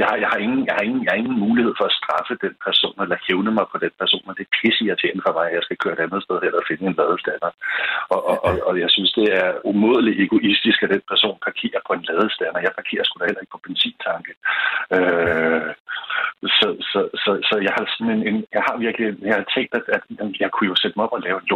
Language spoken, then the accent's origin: Danish; Denmark; jeg havde bare aldrig tænkt over, at affald skulle sorteres og sendes et sted hen øh, hjemme i Danmark.